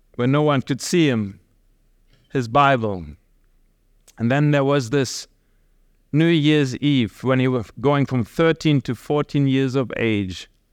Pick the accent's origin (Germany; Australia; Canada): Germany; moved away; we are from Germany